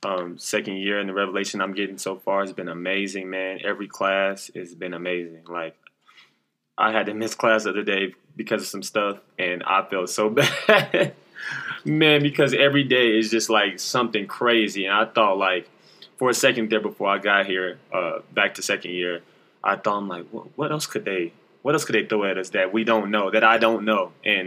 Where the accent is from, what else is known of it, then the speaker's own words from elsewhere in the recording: Oklahoma City, Oklahoma, United States; also born or lived in New York / Texas; I'm from Oklahoma City, the south side of Oklahoma and the east side, went back and forth. I moved from New York to Oklahoma. I stayed in New York for about 4 or 5 years, came to Oklahoma, then went to Texas and came back to Oklahoma.